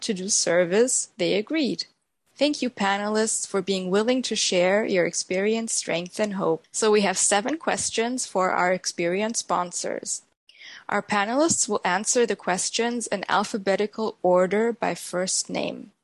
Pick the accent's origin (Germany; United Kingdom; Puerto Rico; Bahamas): Germany; I'm from Germany